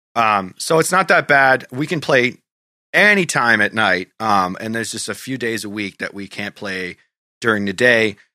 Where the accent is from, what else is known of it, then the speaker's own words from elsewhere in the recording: Goffstown, New Hampshire, United States; my hometown, Goffstown